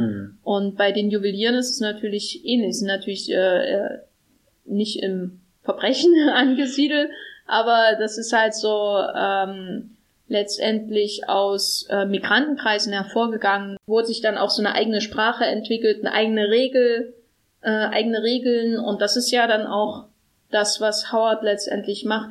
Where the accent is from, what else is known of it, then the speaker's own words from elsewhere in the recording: East Germany, Germany; now in Berlin, Germany; einer hässlichen ostdeutschen Stadt, wo ich herkomme